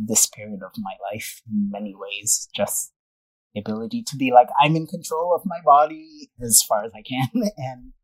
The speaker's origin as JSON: {"language": "English", "country": "Kenya", "tie": "born or raised there", "said": "I grew up in Kenya, started swimming at a really young age"}